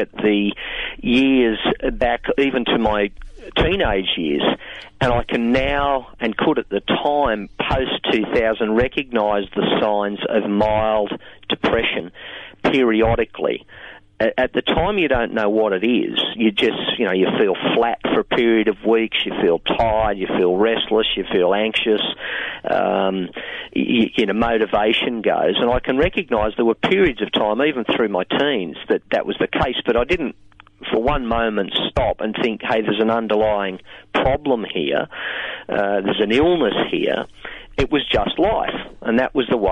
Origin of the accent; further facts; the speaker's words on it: Singleton, New South Wales, Australia; moved away as an adult; also born or lived in Newcastle; I grew up in the Hunter Valley in a town called Singleton.